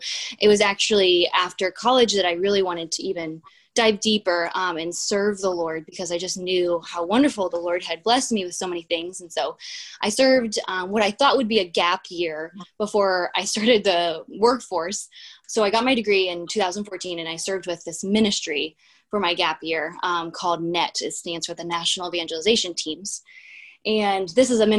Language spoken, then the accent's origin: English; Philo, Illinois, United States; also born or lived in Bloomington-Normal, Illinois; I was born and raised in Central Illinois, in a small farm area called Philo, Illinois.